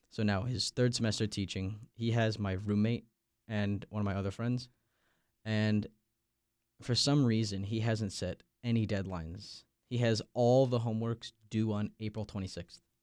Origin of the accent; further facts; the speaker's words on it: Long Island, New York, United States; now in Raleigh, United States; I'm from Long Island, New York